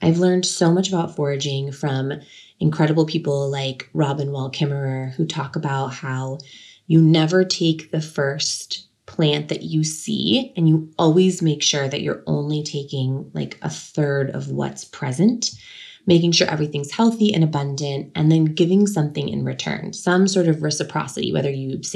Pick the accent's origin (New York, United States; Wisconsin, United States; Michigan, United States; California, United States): California, United States; Sebastopol; In my hometown, Sebastopol, California, there was an annual Gravenstein Apple Festival that I grew up going to as a child